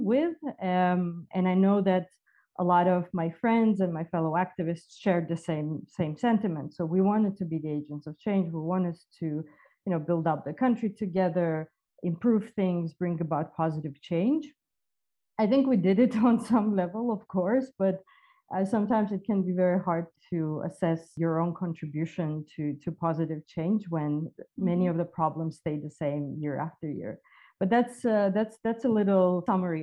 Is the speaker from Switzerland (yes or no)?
no; Georgia; I was born and I grew up in Georgia